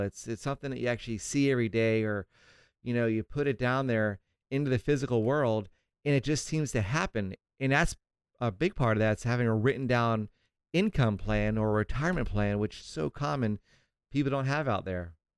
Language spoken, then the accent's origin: English; St. Augustine, Florida, United States; now in Southern California, United States; my hometown of Saint Augustine, Florida